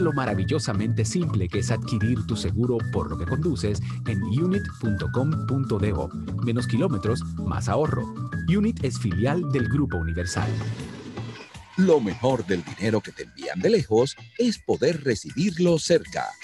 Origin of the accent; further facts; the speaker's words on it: Dominican Republic; como dominicanos